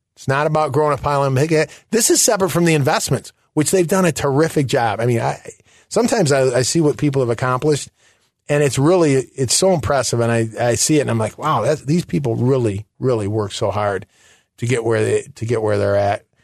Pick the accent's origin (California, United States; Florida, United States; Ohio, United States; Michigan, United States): Michigan, United States; moved away; also born or lived in Chicago; I'm originally from Michigan